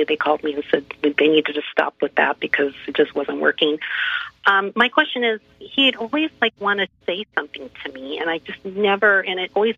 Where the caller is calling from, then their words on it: Orange, California, United States; I'm calling from Orange, California.